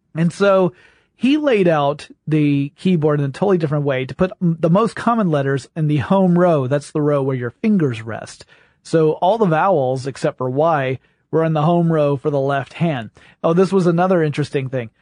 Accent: the South, United States; I'm from the South.

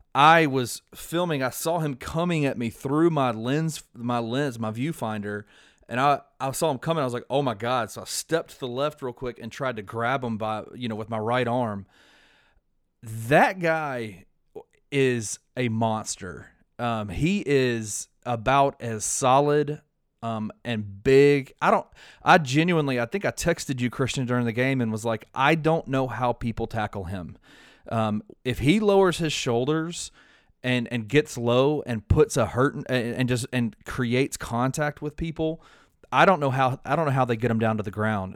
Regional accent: Memphis, Tennessee, United States; I'm from Memphis, so I've been to uh, hundreds of University of Memphis football games

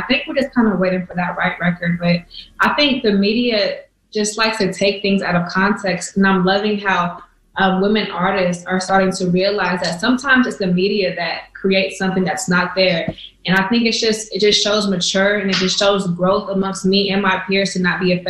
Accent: California, United States; and I'm from the Bay, so the H means hyphy.

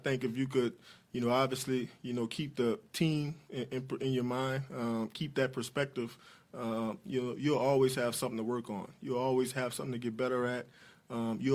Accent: New Orleans, Louisiana, United States; I grew up in New Orleans

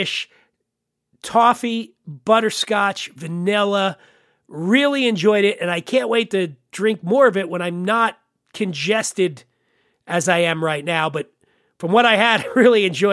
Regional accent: Pennsylvania, United States; my home state of Pennsylvania

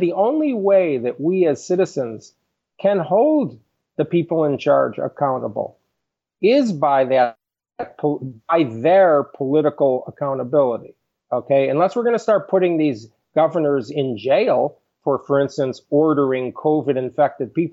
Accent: Chicago, Illinois, United States; moved away; I grew up in Chicago

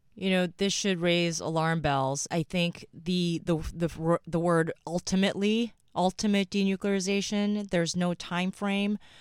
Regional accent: New York, United States; also born or lived in South Korea; I was born in South Korea, um, moved to New York, um, when I was young

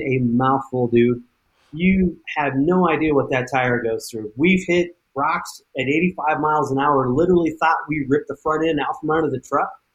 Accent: the West, United States; now in Moab, United States; I was born and raised in the West

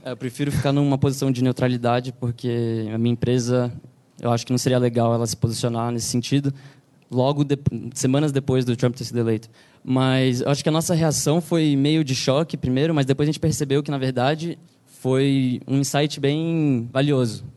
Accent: Brazil; now in New York, United States; a gente, como brasileiros

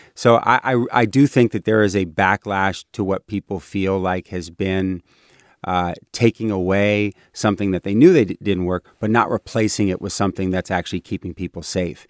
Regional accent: Bay Area, California, United States; I'm very much a Bay Area kid.

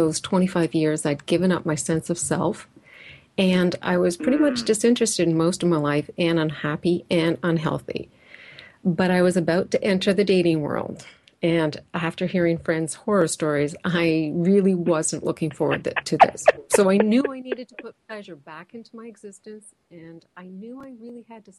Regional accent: Canada; we're Canadian

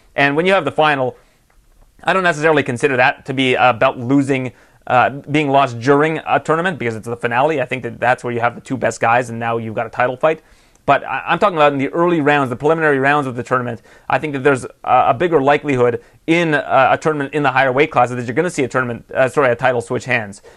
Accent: Canada

